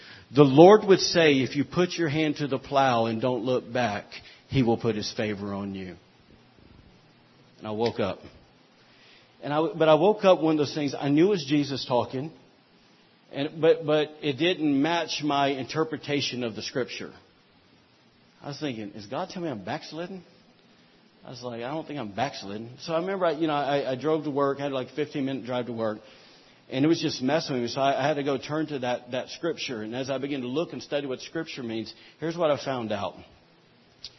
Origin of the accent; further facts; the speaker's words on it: Alabama, United States; we're from Alabama